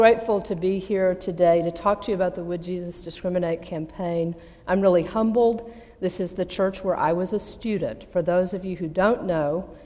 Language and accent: English; Abilene, Texas, United States; moved away; I grew up in Abilene, Texas, one of the 10 most conservative cities in North America